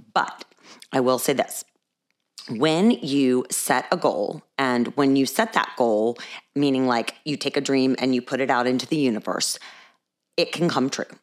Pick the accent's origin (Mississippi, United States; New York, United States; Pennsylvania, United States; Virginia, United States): Virginia, United States; accent: Alabama; also born or lived in Texas; I am not from Alabama. I am from Virginia. I was not born in Richmond, but I am from Virginia.